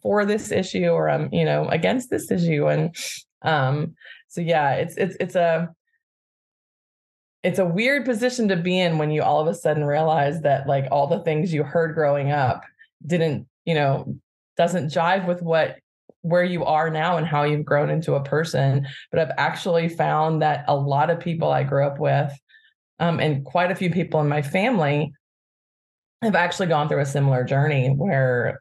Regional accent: Birmingham, Alabama, United States; now in Bay Area, United States; I grew up in Birmingham, Alabama

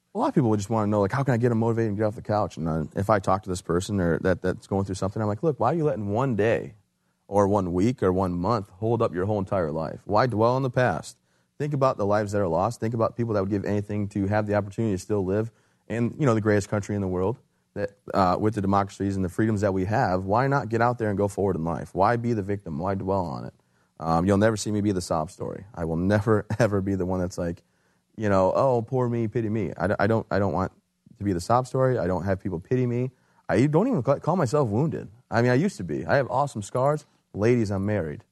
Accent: Michigan, United States; moved away as an adult; also born or lived in Fort Bragg, North Carolina; I'm from Michigan originally.

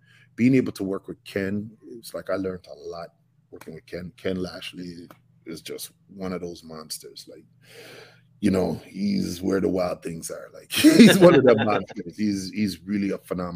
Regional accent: Toronto, Ontario, Canada

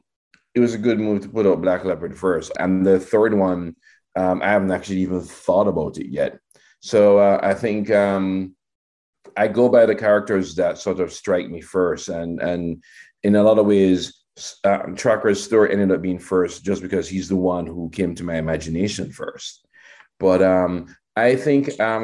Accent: Jamaica; growing up in Jamaica in the 70s and 80s

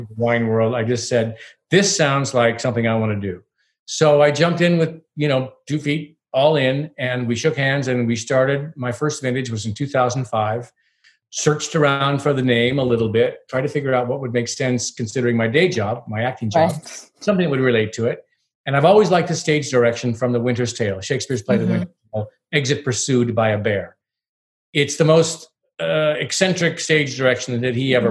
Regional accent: Eastern Washington, United States; moved away; also born or lived in Yakima / Los Angeles / New York; I'm from Eastern Washington

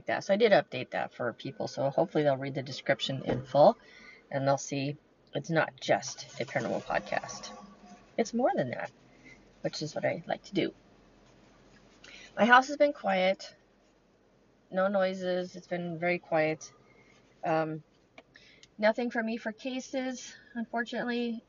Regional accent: California, United States; now in Lake Michigan area, United States; But I'm from California

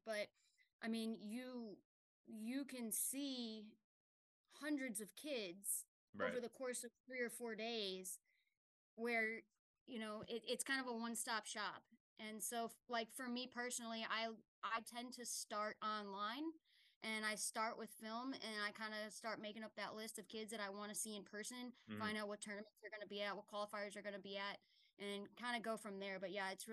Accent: Chicago, Illinois, United States; moved away; also born or lived in upstate New York; I'm originally from Chicago

